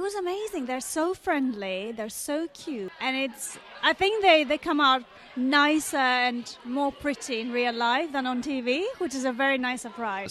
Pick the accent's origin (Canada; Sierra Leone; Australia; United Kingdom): United Kingdom; Greek British, England; also born or lived in Greece; I'm Greek British